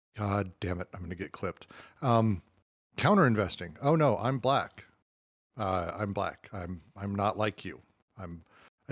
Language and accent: English; United States; as an American